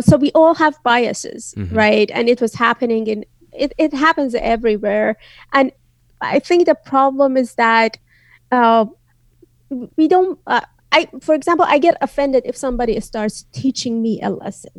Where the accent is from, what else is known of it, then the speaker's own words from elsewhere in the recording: northwest Iran, Iran; first language Azerbaijani; English is a second language; moved away as an adult; now in United States; my hometown is in the northwest, which is in the border of Turkey, Azerbaijan, and Iraq.